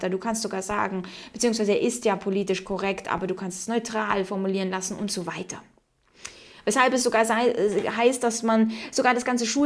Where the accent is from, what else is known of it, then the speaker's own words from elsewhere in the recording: Ukraine; ich meine, okay, ich bin in der Ukraine aufgewachsen, da war das nochmal dann ein bisschen anders.